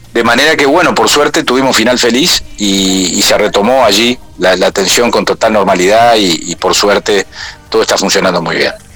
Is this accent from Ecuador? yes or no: no; Uruguay